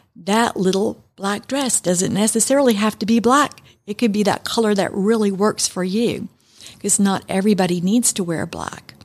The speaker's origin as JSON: {"language": "English", "region": "New York", "country": "United States", "tie": "born or raised there", "said": "I was raised in New York, and my mom and my grandmother in Manhattan"}